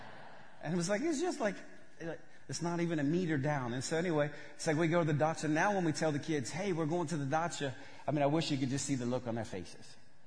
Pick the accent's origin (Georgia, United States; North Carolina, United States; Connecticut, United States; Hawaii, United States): Georgia, United States; I grew up in West Georgia. Before I moved to Russia, I thought potatoes grew on a bush.